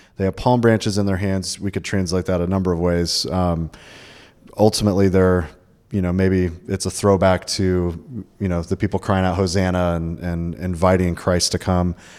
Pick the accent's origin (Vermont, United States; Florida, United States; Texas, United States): Florida, United States; also born or lived in Georgia; I'm from Florida, uh, born and raised, lived in Georgia a little bit